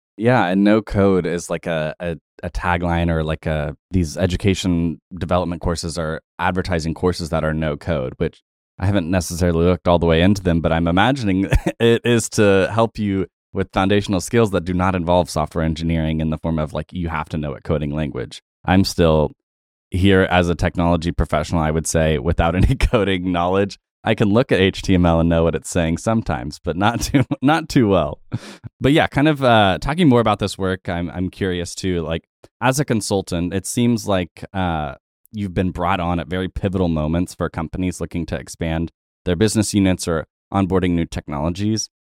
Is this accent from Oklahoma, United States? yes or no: yes; Tulsa, Oklahoma, United States; I am also from Tulsa